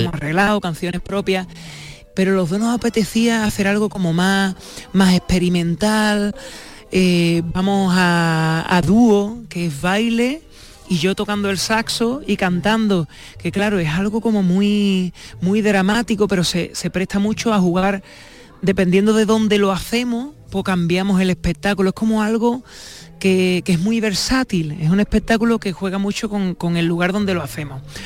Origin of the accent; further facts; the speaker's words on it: San Fernando, Andalusia, Spain; yo soy de San Fernando